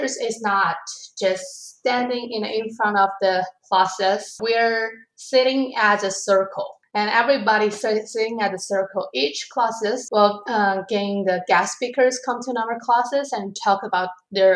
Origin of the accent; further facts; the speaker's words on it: China; English is a second language; moved away as an adult; also born or lived in Abbotsford; now in Canada; I'm originally from China